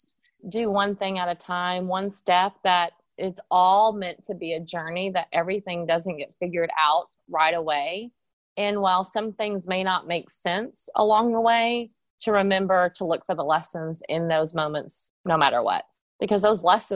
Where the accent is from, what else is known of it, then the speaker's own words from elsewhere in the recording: Texas, United States; moved away as an adult; also born or lived in South Carolina; I have lived other places besides Texas, but I was born in Texas, and I'm actually now back in Texas living here again